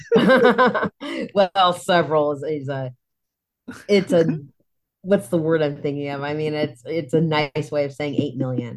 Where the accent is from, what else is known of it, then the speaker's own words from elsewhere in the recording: Poway, California, United States; moved away as an adult; also born or lived in San Diego / Bay Area; I grew up in Poway, which is way the heck out there